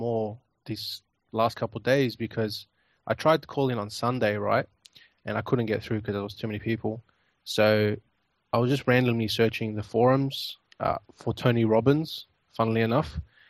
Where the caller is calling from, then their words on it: Australia; I'm calling from Australia.